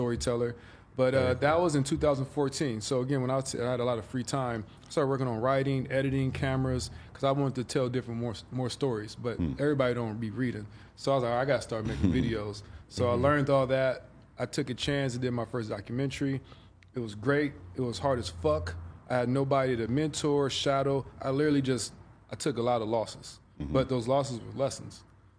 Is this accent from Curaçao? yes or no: no; Compton, California, United States; But if you're from LA, then I might be more like, oh, you from LA? Okay, I'm from Compton. I'd be more detailed.